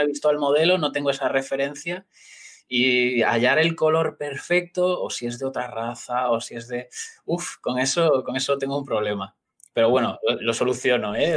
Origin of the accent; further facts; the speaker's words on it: Galicia, Spain; yo soy gallego